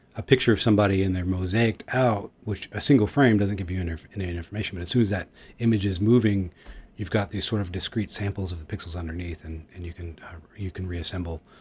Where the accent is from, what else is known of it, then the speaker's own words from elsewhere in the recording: Houston, Texas, United States; moved away; also born or lived in Los Angeles / New York; I grew up in Houston and I've lived in Los Angeles